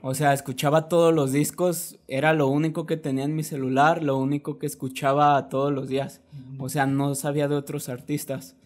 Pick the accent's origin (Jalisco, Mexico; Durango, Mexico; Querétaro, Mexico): Jalisco, Mexico; Guadalajara; soy un rapero de Guadalajara